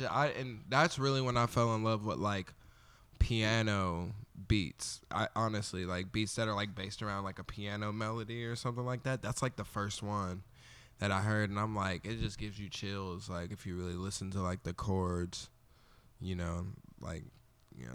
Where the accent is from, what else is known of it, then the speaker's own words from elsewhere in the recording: Olathe, Kansas, United States; also born or lived in Wyandotte County, Kansas; I grew up in Olathe for the most part, so I'm from the burbs